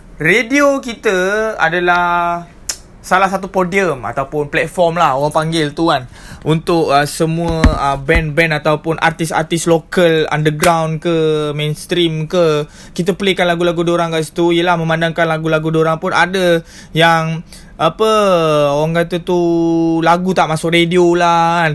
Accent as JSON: {"language": "Malay", "country": "Malaysia", "said": "kita sebagai rakyat Malaysia"}